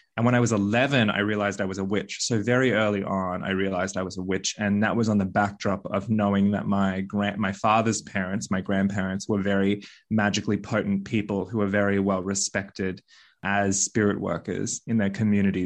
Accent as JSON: {"language": "English", "region": "Bali", "country": "Indonesia", "tie": "born or raised there", "moved": "yes", "lives_now": "Australia", "said": "I was born in Bali"}